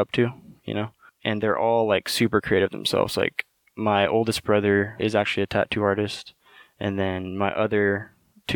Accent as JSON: {"language": "English", "town": "Napa", "region": "California", "country": "United States", "tie": "born or raised there", "said": "I grew up in Napa my whole life."}